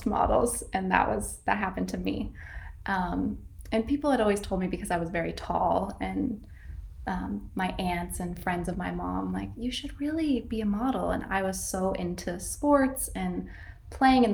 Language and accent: English; Northern California, United States; I grew up in Northern California in a very small town.